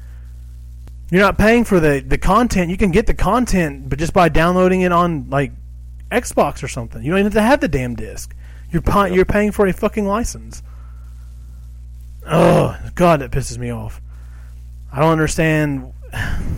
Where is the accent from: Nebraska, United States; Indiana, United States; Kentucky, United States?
Kentucky, United States; We're from Kentucky